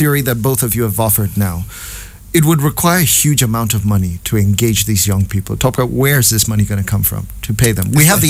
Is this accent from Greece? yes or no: no; Nigeria; I am a Nigerian